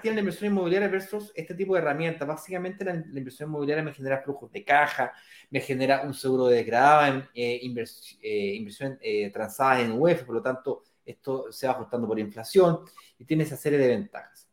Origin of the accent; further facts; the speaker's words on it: Chile; ahí trabajo como cualquier chileno clase media normal que me jubilo a los 65